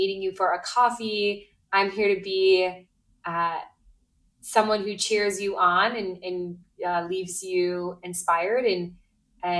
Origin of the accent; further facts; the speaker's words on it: Midwest, United States; now in Brooklyn, United States; I grew up in the Midwest